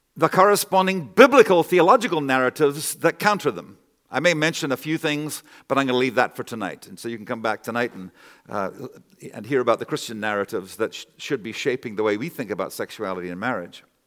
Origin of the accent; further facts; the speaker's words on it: Canada; I'm a Canadian myself